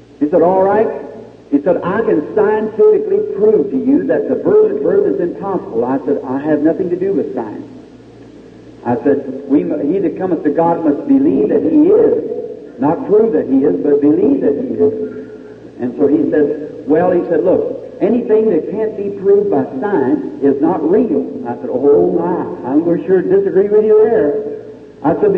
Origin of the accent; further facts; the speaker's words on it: Indiana, United States; I'm from Indiana.